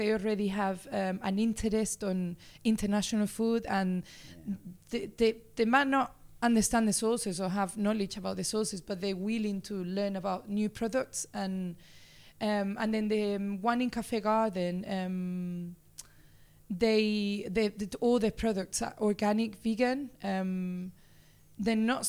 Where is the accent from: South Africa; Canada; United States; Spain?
Spain; Seville, Andalusia; English is a second language; moved away as an adult; now in Birmingham, United Kingdom; As you can tell, I'm Spanish. I was born in Seville. It's a beautiful city in the south of Spain